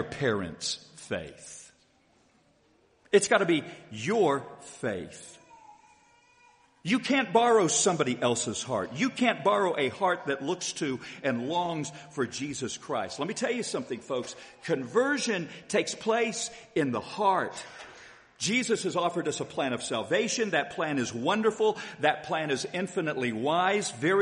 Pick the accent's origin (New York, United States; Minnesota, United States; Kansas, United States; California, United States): Kansas, United States; Haysville; when I was a little boy growing up in Hayesville, Kansas